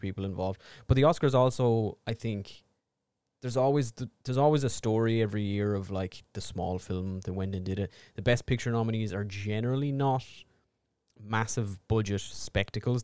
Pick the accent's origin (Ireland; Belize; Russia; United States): Ireland; we are two Irish idiots